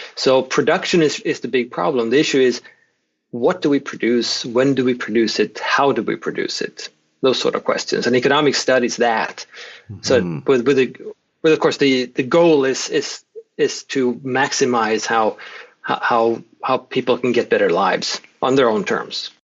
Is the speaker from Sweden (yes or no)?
yes; Sweden; moved away as an adult; now in Oklahoma, United States; I'm Swedish, born and raised in Sweden, where I did my first, I spent the first three decades or so in Sweden.